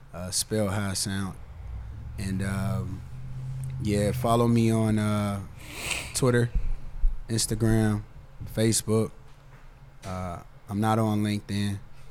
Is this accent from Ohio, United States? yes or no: yes; Cincinnati, Ohio, United States; Born right here downtown Cincinnati, Ohio. I've lived on downtown Mount Auburn. West Side. I've been around Cincinnati, but I'm from Cincinnati. I love Cincinnati. Like, I grew up in this area.